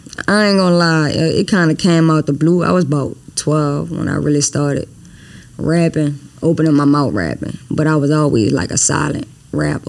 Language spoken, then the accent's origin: English; New Orleans, Louisiana, United States; also born or lived in Los Angeles; I'm born in Los Angeles. I was raised in New Orleans though. Been in, you know, downtown New Orleans all my life.